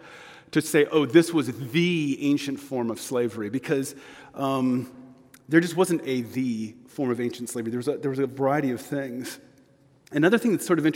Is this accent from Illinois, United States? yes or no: no; Texas, United States; I am from Texas